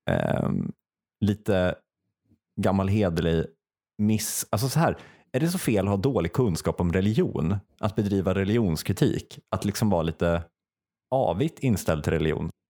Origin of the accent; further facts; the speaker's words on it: Stockholm, Stockholm County, Sweden; Jag är från Stockholm, puss och kram.